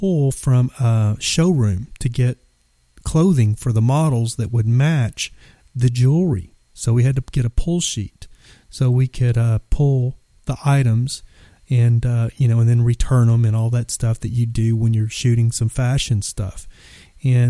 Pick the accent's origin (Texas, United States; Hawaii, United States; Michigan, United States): Texas, United States; I'm from Texas